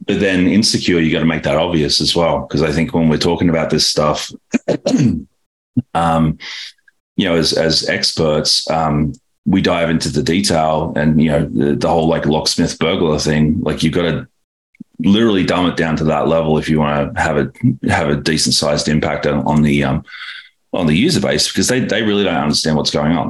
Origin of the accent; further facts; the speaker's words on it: Australia; moved away as an adult; now in San Francisco, United States; born and raised in Australia